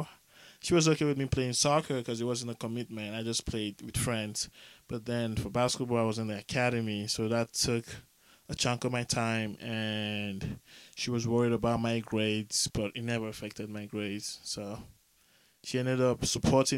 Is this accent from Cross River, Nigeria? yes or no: no; Lagos, Nigeria; now in United States; I'm from Lagos, Nigeria